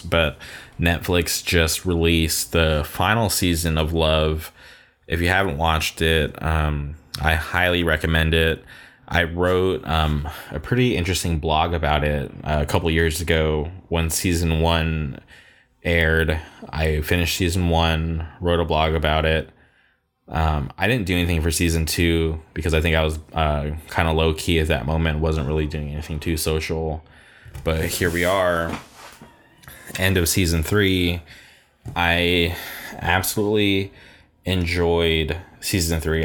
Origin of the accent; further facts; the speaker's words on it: Palm Springs, California, United States; my hometown